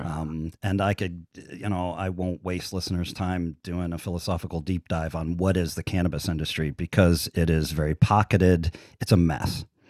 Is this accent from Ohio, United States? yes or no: yes; central Ohio, United States; now in Las Vegas, United States; I grew up in Ohio